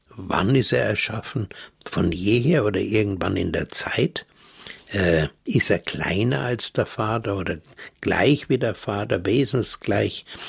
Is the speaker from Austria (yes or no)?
no; Germany; also born or lived in Bavaria; bei uns in Deutschland